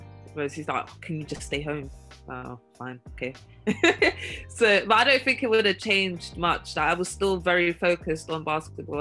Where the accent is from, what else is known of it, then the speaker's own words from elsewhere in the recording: England, United Kingdom; moved away as an adult; also born or lived in Chicago; being English